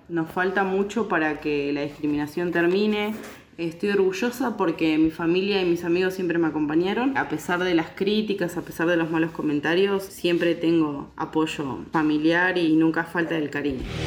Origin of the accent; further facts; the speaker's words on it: San Lorenzo neighbourhood, Santa Fe, Argentina; soy de la provincia de Santa Fe, de barrio San Lorenzo